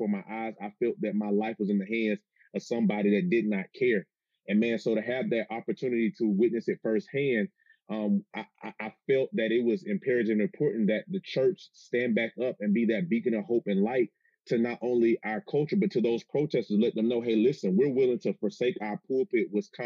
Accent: Atlanta, Georgia, United States; I'm originally from Atlanta, Georgia

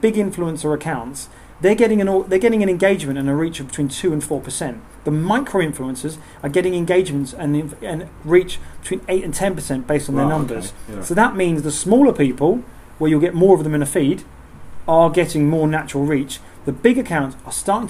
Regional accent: Southend-on-Sea, East of England, United Kingdom; we're from Southend

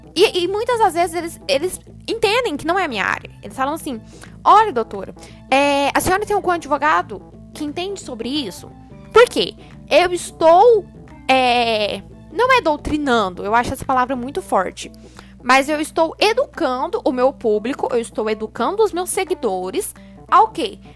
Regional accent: Uberlândia, Minas Gerais, Brazil; Sou de Uberlândia, Minas Gerais

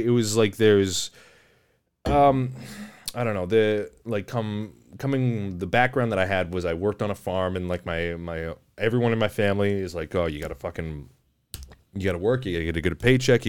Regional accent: Chatham, Ontario, Canada; moved away; also born or lived in Windsor; I grew up in Chatham before I moved to Windsor.

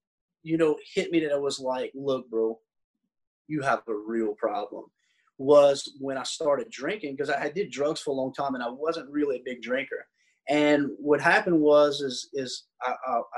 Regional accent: South Louisiana, United States; since I'm a Cajun and I live in South Louisiana

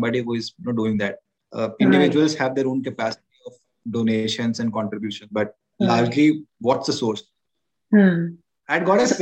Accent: Ranchi, Jharkhand, India; moved away; my hometown, Ranchi. I come from Ranchi, Jharkhand.

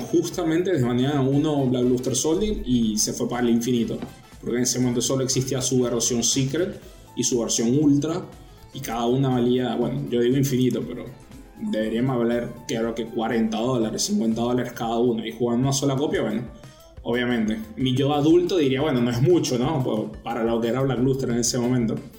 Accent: Venezuela; moved away as an adult; now in La Plata, Argentina

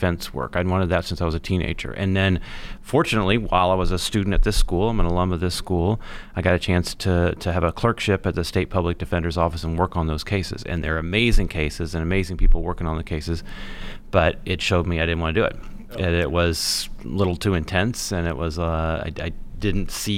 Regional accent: Indianapolis, Indiana, United States; I grew up here in Indianapolis, and I went to this law school.

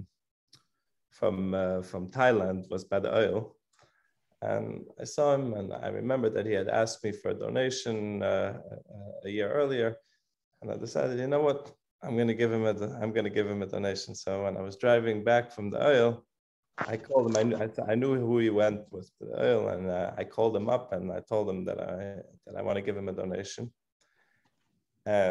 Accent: Switzerland; moved away; I'm originally from Switzerland

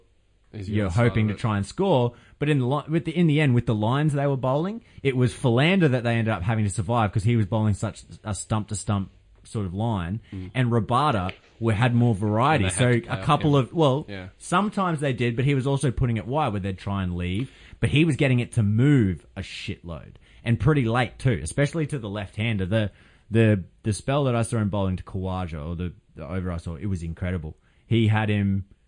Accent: Australia; we're Australian

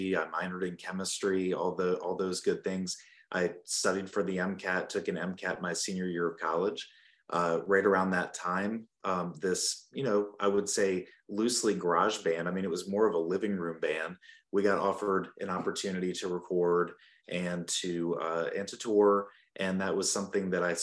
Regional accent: Burlington, North Carolina, United States; moved away as an adult; also born or lived in Charleston, South Carolina; now in Spartanburg, United States; I grew up in North Carolina in Burlington, where my dad was a primary care doctor there

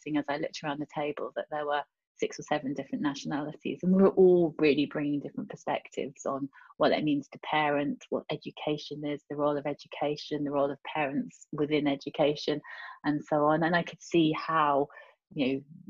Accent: United Kingdom; moved away as an adult; also born or lived in France / Europe; I do see myself as British European

